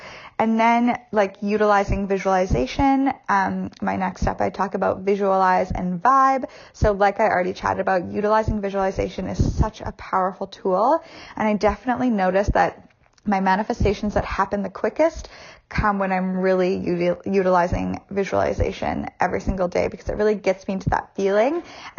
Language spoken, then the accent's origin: English; Canada; well, I can't do that because I'm Canadian.